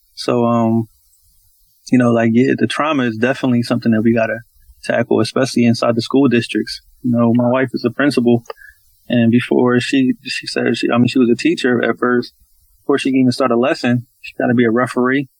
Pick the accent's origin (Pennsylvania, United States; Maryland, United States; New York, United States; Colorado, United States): Pennsylvania, United States; Philadelphia; Southwest is, um, that's originally where I'm from. So, um, everything started in Southwest. I grew up on a little small little corner on 46 on Baltimore Avenue